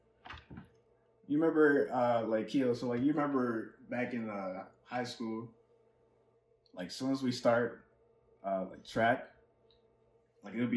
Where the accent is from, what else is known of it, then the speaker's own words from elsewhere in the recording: Rochester, New York, United States; I'm from the boring Rochester, New York.